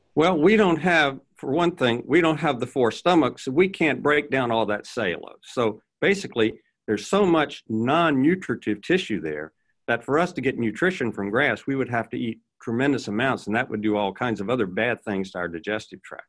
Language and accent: English; Virginia, United States; I grew up in Virginia